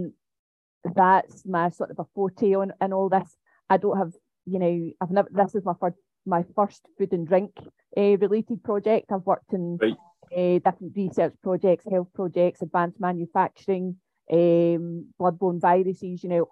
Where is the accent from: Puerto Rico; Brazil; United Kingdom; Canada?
United Kingdom; Glasgow, Scotland; also born or lived in Manchester; I'm from Glasgow, and I'm based at Strathclyde University